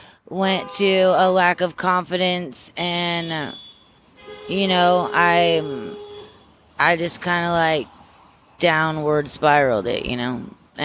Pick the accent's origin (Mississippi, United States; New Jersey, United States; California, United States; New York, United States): New York, United States; Amsterdam; I was born in Amsterdam. So we kind of like, it was just a bunch of small little towns. I remember living in Johnstown, Rotterdam, Gloversville. Schenectady was one of the closer ones.